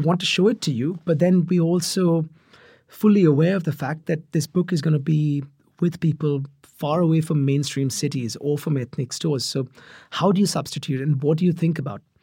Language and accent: English; Mumbai, Maharashtra, India; I grew up in Mumbai